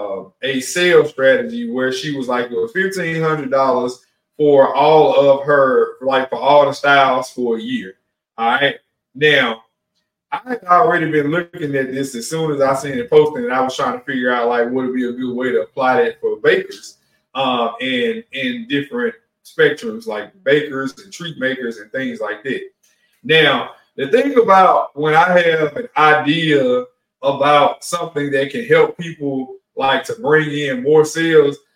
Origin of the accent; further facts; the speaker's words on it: New Orleans, Louisiana, United States; also born or lived in Mississippi; I'm from Mississippi. I grew up in New Orleans